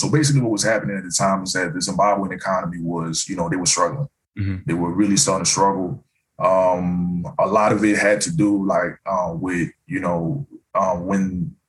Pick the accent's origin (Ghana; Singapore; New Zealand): Ghana; So the thing is, I came from Ghana where they were using the CD.